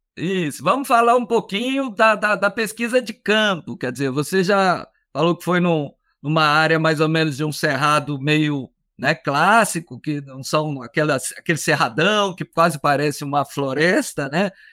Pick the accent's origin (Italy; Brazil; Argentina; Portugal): Brazil; Minas Gerais; eu sou de Minas Gerais